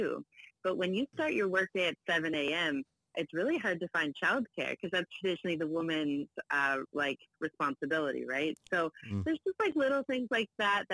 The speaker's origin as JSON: {"language": "English", "region": "Prince Edward Island", "country": "Canada", "tie": "born or raised there", "also_born_or_lived": "Ontario", "moved": "as an adult", "lives_now": "Toronto, Canada", "said": "I was born in Ontario. So my dad ended up staying here. And then my mom, when I was 7, wanted to move back to her childhood home of Prince Edward Island. So then she took me with her. So I was in there from grade 2 to 12"}